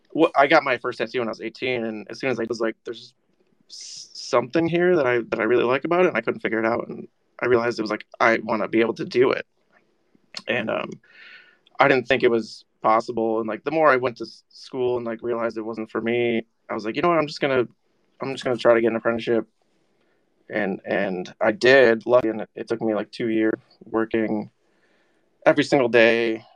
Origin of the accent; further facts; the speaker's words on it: Syracuse, New York, United States; Syracuse, New York.